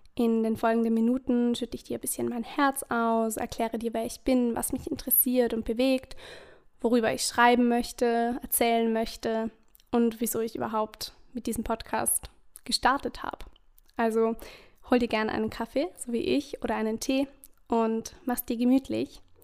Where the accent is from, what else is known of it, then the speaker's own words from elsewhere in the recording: Vorarlberg, Austria; Ich komme aus Österreich, aus Vorarlberg